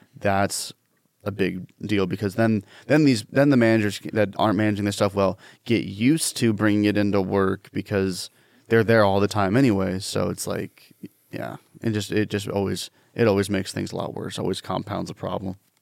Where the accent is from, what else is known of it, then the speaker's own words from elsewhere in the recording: Washington, United States; I'm from Washington State and people think I'm from California